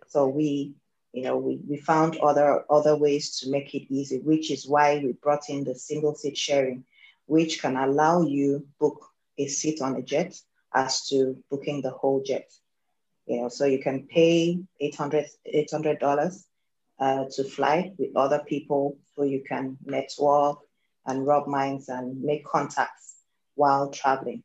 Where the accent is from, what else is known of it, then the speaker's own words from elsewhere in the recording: Nigeria; I am Nigerian, based here in Nigeria as well